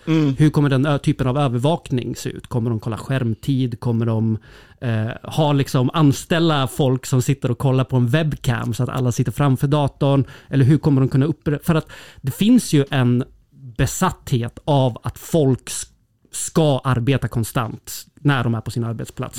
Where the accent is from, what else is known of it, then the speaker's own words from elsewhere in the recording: Södermanland, Sweden; Jag är ju sörmlänning